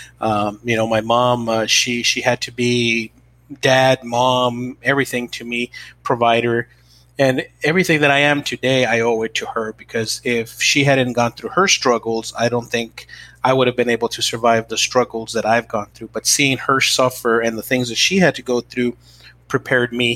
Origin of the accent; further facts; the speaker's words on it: El Paso, Texas, United States; I was born in El Paso, Texas, in the United States